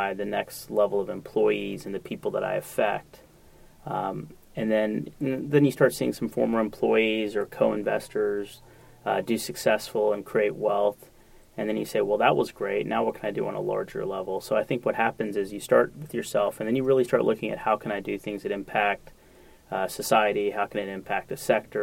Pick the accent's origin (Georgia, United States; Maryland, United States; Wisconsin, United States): Georgia, United States; Atlanta; a guy that grew up here pre-Olympics, before the Olympics, I would travel internationally and say I'm from Atlanta